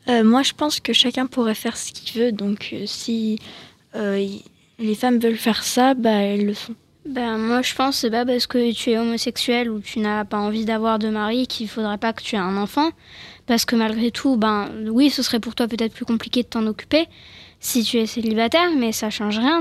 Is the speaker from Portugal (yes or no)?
no; France; je suis française, je suis née ici